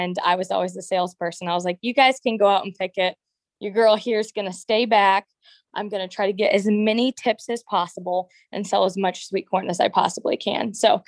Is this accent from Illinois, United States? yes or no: yes; Princeville, Illinois, United States; Okay, and I'm Princeville, so pretty darn close.